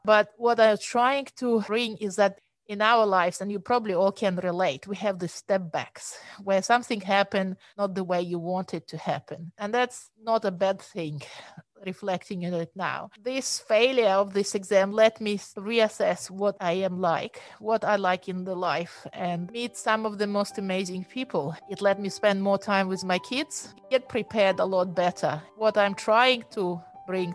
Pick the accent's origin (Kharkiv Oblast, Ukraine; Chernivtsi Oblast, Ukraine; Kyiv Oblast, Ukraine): Chernivtsi Oblast, Ukraine; Chernivtsi; moved away as an adult; now in Sydney, Australia; I was born and raised in Ukraine